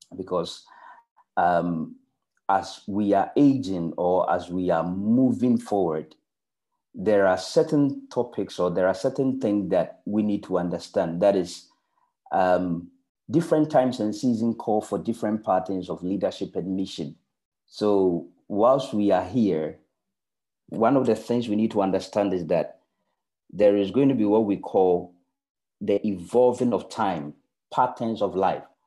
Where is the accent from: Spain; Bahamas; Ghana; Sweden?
Ghana; moved away; I am coming from Ghana.